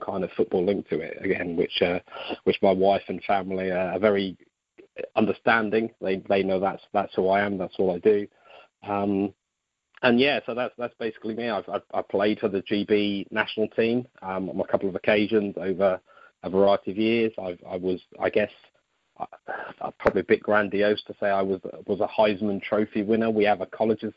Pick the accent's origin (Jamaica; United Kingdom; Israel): United Kingdom; South Coast of England; now in Stoke-on-Trent, United Kingdom; I'm not from that part of the world. I'm from the South Coast, but I live up here with my wife and two daughters.